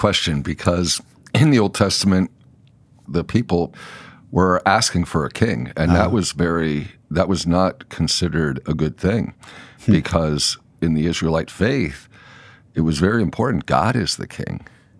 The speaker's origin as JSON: {"language": "English", "town": "Lebanon", "region": "Pennsylvania", "country": "United States", "moved": "yes", "said": "I'm from Lebanon, Pennsylvania, yeah. Very close to Hershey."}